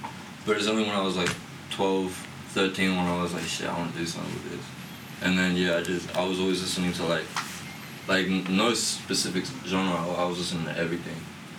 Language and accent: English; Brisbane, Queensland, Australia; I'm from Capella, bro, in Southside Brisbane.